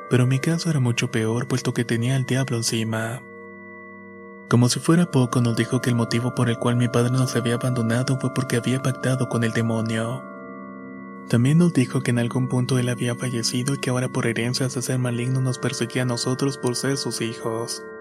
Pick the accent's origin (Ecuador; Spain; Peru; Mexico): Ecuador; Esmeraldas; now in Santo Domingo, Ecuador; soy oriundo de Esmeraldas, Ecuador. Pero actualmente estoy viviendo en Santo Domingo.